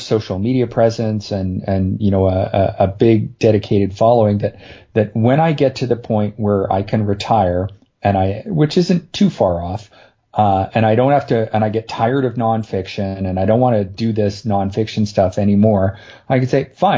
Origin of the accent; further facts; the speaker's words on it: Canada; I'm Canadian